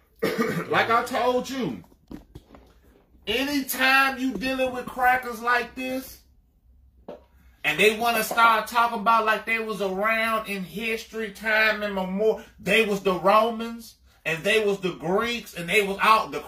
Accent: Arkansas, United States; I was born in Arkansas

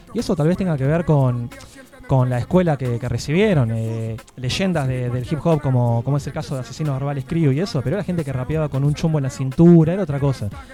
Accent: Tres Arroyos, Buenos Aires Province, Argentina; now in Tandil, Argentina; siendo de Tres Arroyos

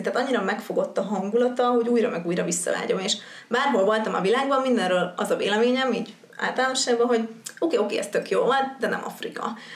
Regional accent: Hungary; also born or lived in Győr / Cape Town; now in Budapest, Hungary

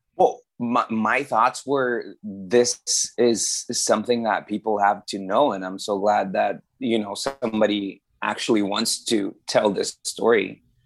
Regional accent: Brazil; also born or lived in Mexico; now in Vancouver, Canada; I am from Brazil, but I lived in um, Mexico for 13 years

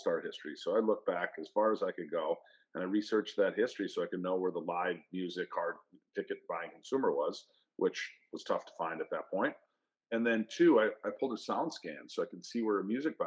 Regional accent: Minnesota, United States; I'm from Minnesota

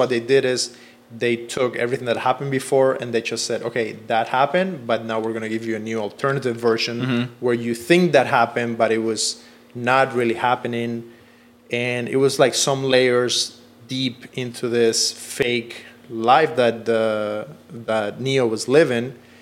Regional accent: Cuba; now in Los Angeles, United States; I come from Cuba

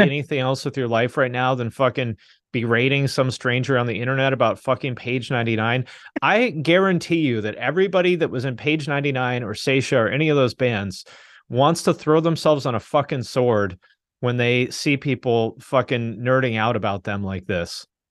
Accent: Seattle, Washington, United States; moved away; also born or lived in Bellingham, Washington / Cincinnati, Ohio; I grew up in the Seattle area

